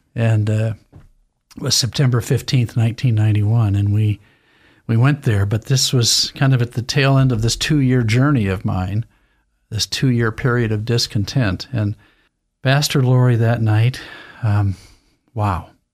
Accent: Lewiston, Idaho, United States; I, I was raised in Lewiston, Idaho

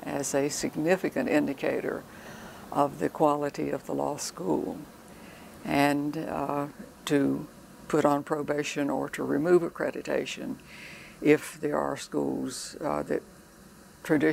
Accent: Wilkes County, North Carolina, United States; I grew up in Wilkes County, North Carolina

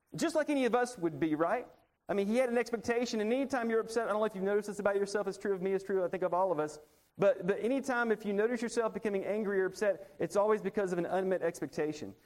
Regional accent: Montgomery, Alabama, United States; moved away; When I was growing up, I grew up in Montgomery, Alabama.

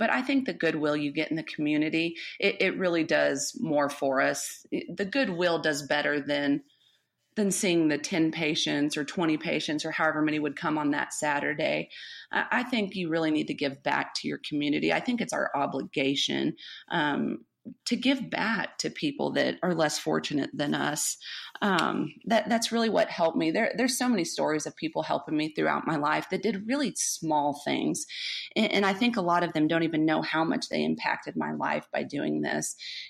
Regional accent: Colorado, United States; born there; also born or lived in Amarillo, United States; I was born in Colorado, but I went to 17 schools, kindergarten through 12th grade. And so I ended up in Amarillo my sophomore year, and I stayed here my sophomore, junior, and senior year.

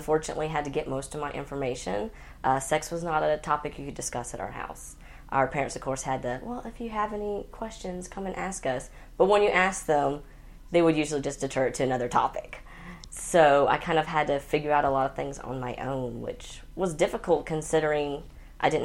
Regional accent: Central Georgia, United States; I grew up in Central Georgia

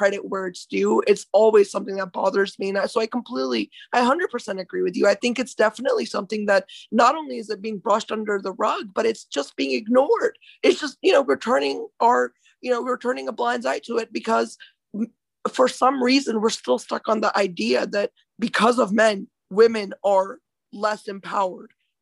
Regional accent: India; moved away; I'm from India, right? So I was born there

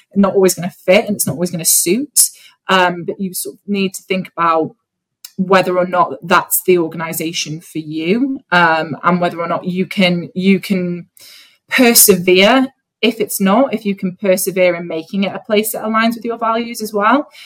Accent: North Wales, United Kingdom; I grew up in a very conservative, white part of North Wales

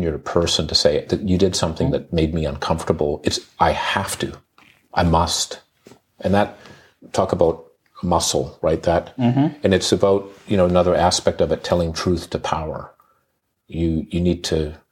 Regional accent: Uganda; moved away; I grew up in Uganda

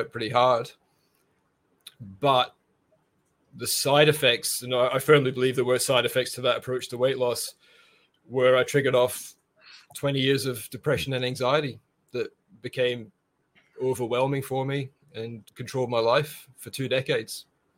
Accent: Brisbane, Queensland, Australia; Yeah, sure. Yeah … from Brisbane, carnivore currently of 8 months.

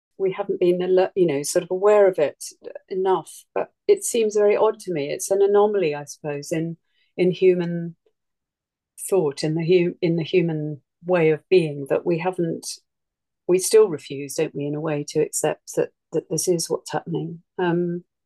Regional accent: East Sussex, South East England, United Kingdom; now in Suffolk, United Kingdom; where I grew up in East Sussex, we lived in a house that had a natural spring in the garden

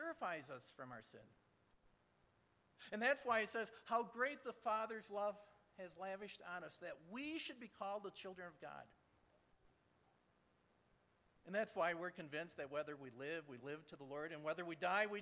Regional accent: Michigan, United States; I'm from Michigan

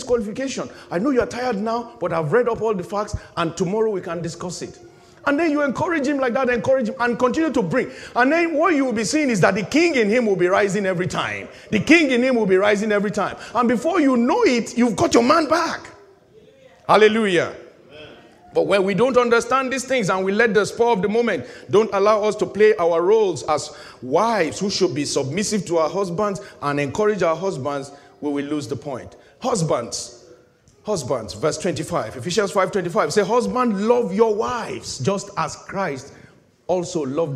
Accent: Nigeria; moved away; In my home country

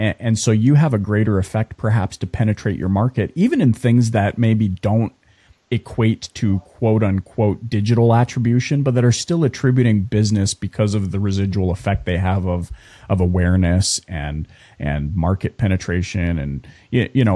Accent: Canada; we were from Canada

